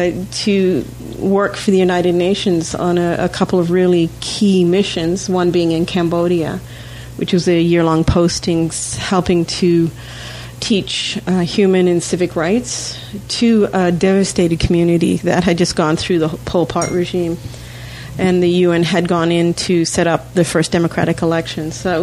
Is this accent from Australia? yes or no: yes; Australia; now in Canada; I actually was born and raised in Australia. Don't have a funny accent anymore. My mother was Canadian.